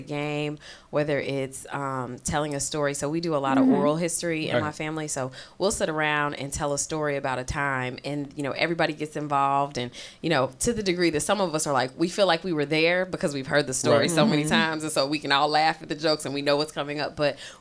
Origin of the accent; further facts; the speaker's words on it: Midwest, United States; also born or lived in Ohio; I'm from the Midwest